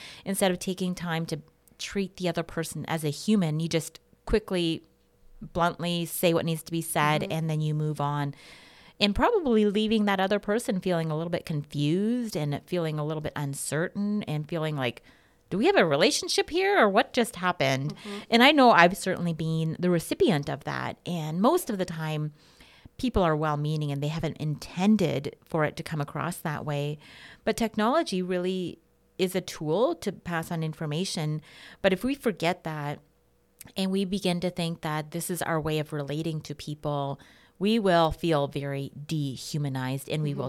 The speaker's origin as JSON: {"language": "English", "town": "Portland", "region": "Oregon", "country": "United States", "tie": "born or raised there", "said": "When I was growing up in Portland, Oregon, we called that the American dream."}